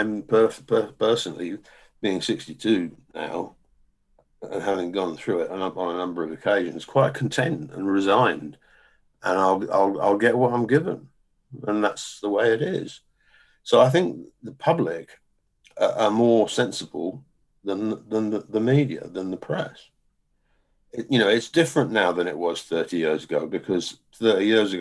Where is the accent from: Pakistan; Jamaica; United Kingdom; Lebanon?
United Kingdom; England; we're English